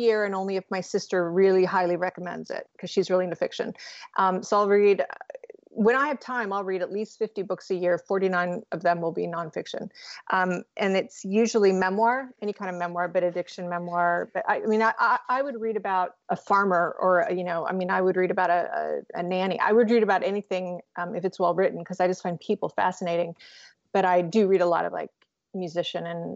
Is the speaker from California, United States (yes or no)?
yes; San Diego, California, United States; growing up in San Diego